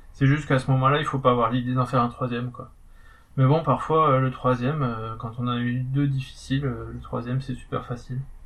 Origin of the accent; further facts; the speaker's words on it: the North, Nord, France; accent: accent du Nord; j'avais mon accent du Nord